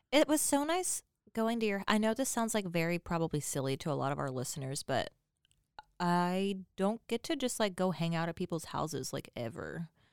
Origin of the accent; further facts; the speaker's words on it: Texas, United States; Us Texans